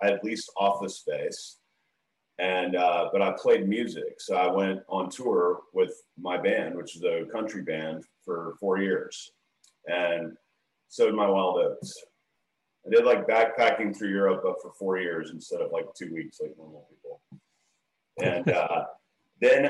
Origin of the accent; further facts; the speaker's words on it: Dallas, Texas, United States; So I'm born and raised in Dallas, Texas, and grew up here, same neighborhood my whole life.